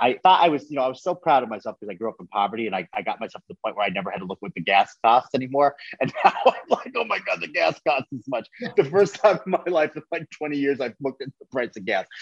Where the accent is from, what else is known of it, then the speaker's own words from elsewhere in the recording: a small town outside of Buffalo, New York, United States; I'm from Buffalo, New York. I'm from like a, a small town outside of Buffalo, New York.